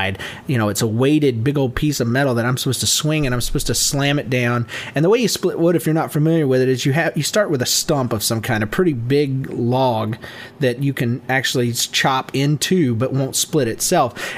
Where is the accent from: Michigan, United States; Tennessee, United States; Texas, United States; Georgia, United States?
Georgia, United States; also born or lived in Yulee, Florida; I'm from Georgia